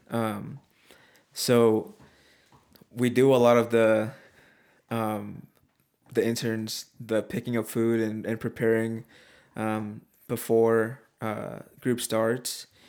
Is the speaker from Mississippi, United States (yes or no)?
no; Oregon, United States; moved away; we're both from Oregon